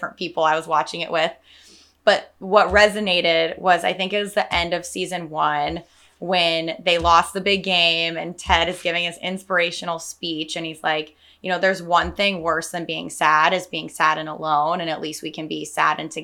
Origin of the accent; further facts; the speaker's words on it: Salinas, California, United States; now in San Francisco, United States; I'm from Salinas, a couple hours south